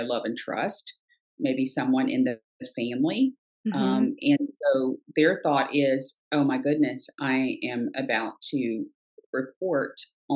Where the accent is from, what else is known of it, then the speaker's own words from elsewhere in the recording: right outside of Savannah, Georgia, United States; I grew up right outside of Savannah